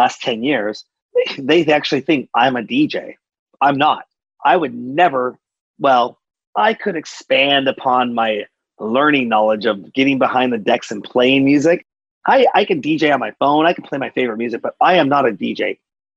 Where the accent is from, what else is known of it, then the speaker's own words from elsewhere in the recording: Seattle, Washington, United States; I'm from Seattle, and we were part of the big grunge movement